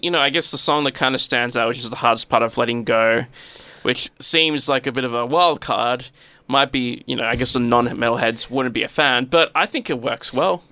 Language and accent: English; Australia; accent: Australian English; We only know the Australian English